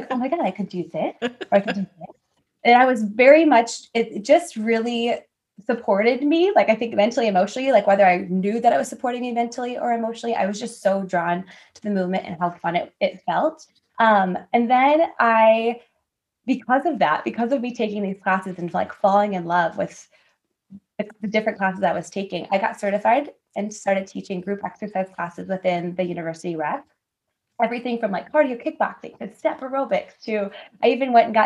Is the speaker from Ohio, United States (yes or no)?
no; Winfield, Illinois, United States; also born or lived in Iowa; I grew up in the Chicago suburbs, so Winfield, Illinois.